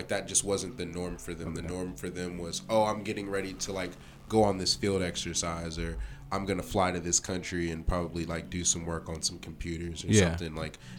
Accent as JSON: {"language": "English", "region": "South Carolina", "country": "United States", "said": "No. My dad retired there. I'm originally from South Carolina. I'm just a Navy brat."}